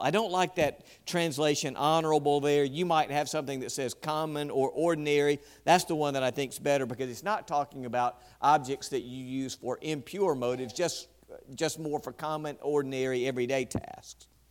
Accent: West Point, United States; West Point, my hometown

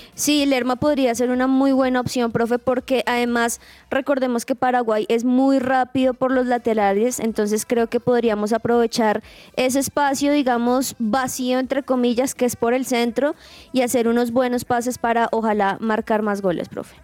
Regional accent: Colombia; como colombianos decimos

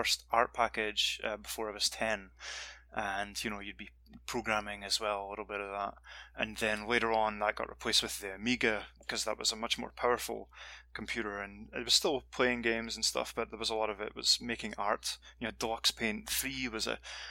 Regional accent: Dundee, Scotland, United Kingdom; moved away as an adult; back in my hometown in Scotland, Dundee

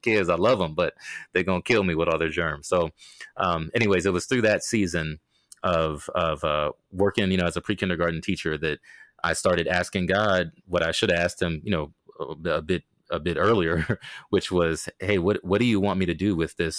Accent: Maryland, United States; also born or lived in Okinawa, Japan; I mean, I was born in Okinawa, Japan, because of my dad's military service. And so my whole life, once we landed in Maryland, was on a large military installation.

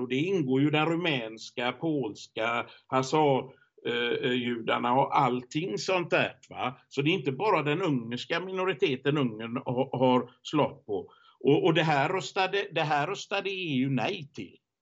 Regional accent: Sweden; hemma i Sverige

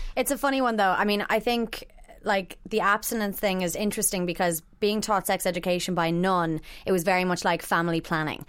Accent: Ireland; growing up in Ireland

